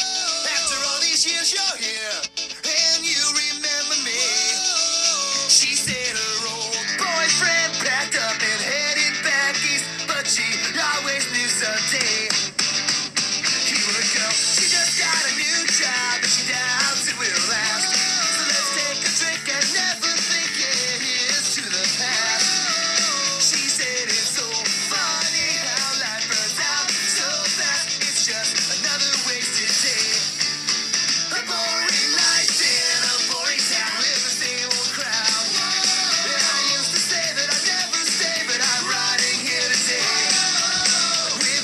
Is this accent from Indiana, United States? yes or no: yes; Indiana, United States; I'm from a cool part of Indiana